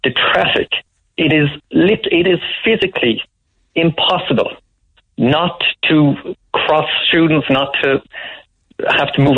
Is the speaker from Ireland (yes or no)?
yes; Cork, Munster, Ireland; moved away; also born or lived in Kildare; I'm originally from Mayfield, but a secondary school teacher in Kildare